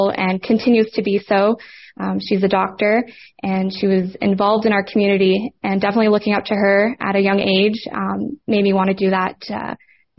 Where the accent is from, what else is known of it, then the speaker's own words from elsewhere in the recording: Montreal, Quebec, Canada; I'm 23 years old, born and raised in Montreal.